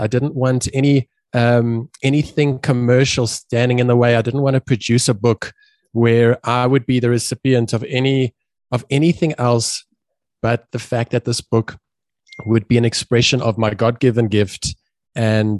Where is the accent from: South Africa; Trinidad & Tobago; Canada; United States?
South Africa; Johannesburg, Gauteng; I'm a South African, Joburg born